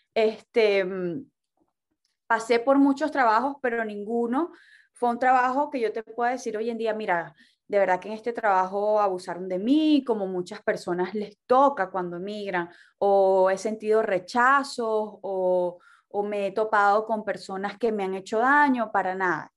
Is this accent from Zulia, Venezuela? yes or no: yes; Maracaibo, Zulia, Venezuela; now in Miami, United States; de Maracaibo, Venezuela. Vivo en Miami